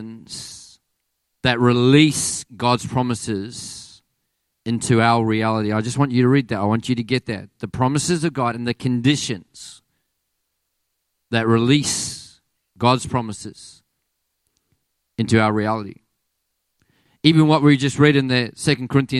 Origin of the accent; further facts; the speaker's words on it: Australia; accent: Aussie; my Aussie accent